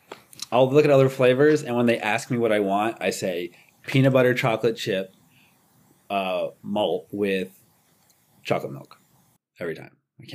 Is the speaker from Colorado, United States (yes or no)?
yes; Colorado, United States; also born or lived in West Coast; now in Cincinnati, United States; I'm from Colorado